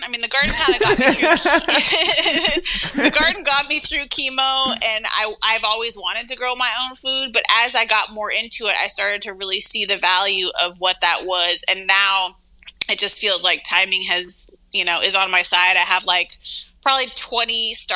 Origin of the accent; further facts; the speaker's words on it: Pacific Northwest, United States; also born or lived in Brooklyn, New York; now in New York City, United States; I grew up in the Pacific Northwest, and it's like mad hippies and like anarchists and shit over there.